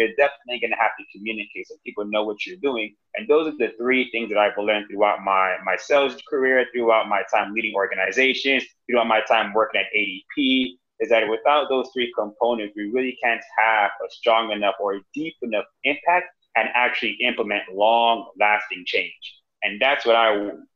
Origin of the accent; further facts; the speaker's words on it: Miami, Florida, United States; moved away as an adult; also born or lived in North Carolina / Boston; now in Austin, United States; when I grew up in Miami